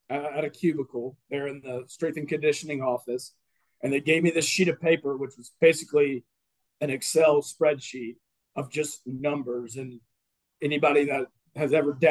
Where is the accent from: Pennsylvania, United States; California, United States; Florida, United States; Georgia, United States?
Florida, United States; Madison; also born or lived in Tallahassee, Florida; got paid to go to school and play baseball in my hometown